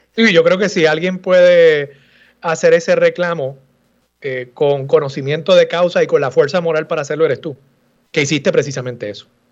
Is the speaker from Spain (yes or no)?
no; Puerto Rico; todos los puertorriqueños caminando por las calles de esa ciudad murallada